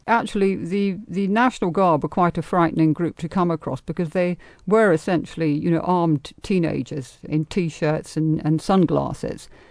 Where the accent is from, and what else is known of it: England, United Kingdom; now in United States